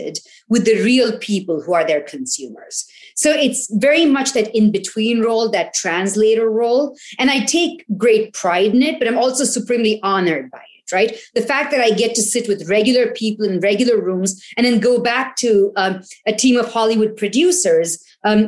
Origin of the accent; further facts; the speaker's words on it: India; when I was growing up in India